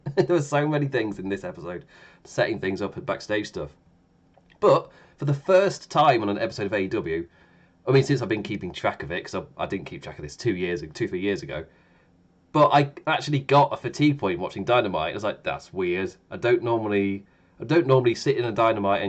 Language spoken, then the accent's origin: English; England, United Kingdom; because I'm English